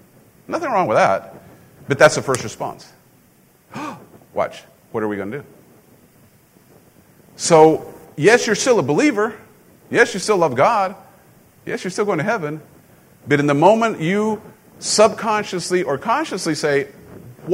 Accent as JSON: {"language": "English", "country": "Mexico", "tie": "born or raised there", "moved": "yes", "said": "growing up in Mexico, you know, guns, you don't have guns down there"}